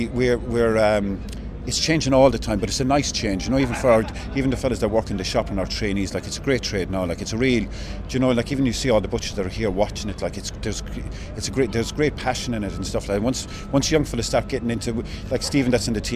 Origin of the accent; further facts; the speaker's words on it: Newcastle West, Munster, Ireland; moved away as an adult; also born or lived in Australia / London; I'm from Newcastle West originally